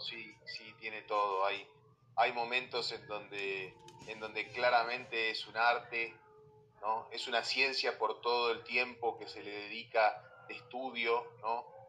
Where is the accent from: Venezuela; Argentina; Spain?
Argentina; moved away as an adult; now in Mexico; llevo, siete años en México, pero bueno, todavía se me nota que soy, argentino.